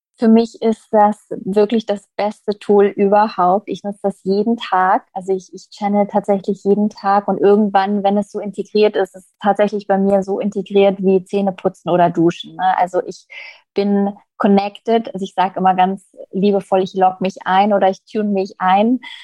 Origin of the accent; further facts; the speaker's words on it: Berlin, Germany; ich bin jetzt gerade in Berlin, ein Berliner Madel